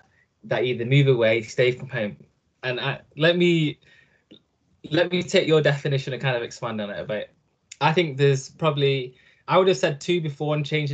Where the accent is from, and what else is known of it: Nottingham, East Midlands, United Kingdom; moved away as an adult; now in United States